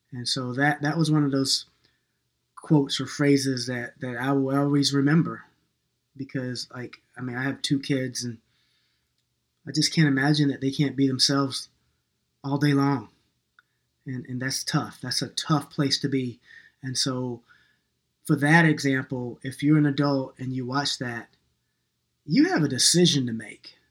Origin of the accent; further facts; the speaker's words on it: New York, United States; moved away; also born or lived in North Carolina / Minneapolis; I was born in New York and I'm kind of an urban kid sometimes